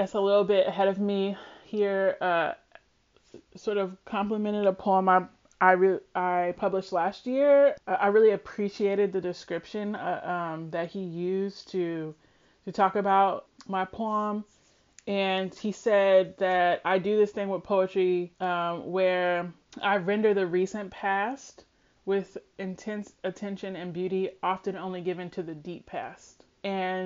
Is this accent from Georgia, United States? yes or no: no; Louisville, Kentucky, United States; moved away as an adult; also born or lived in Lexington, Kentucky; now in Houston, United States; I was born and raised in Louisville, Kentucky, and I grew up right across the street from Churchill Downs